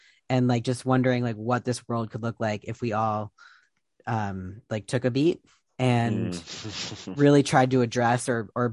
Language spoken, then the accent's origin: English; Ohio, United States; moved away; also born or lived in New York; I grew up in Ohio